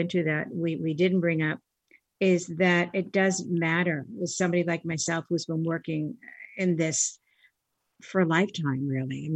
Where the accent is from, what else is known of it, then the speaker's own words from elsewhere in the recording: Boston, Massachusetts, United States; Growing up as an Irish Catholic girl in Boston